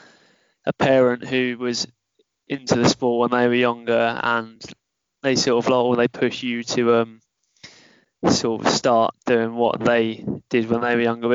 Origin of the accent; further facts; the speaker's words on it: Portsmouth, South East England, United Kingdom; I'm 19 and I'm from Portsmouth.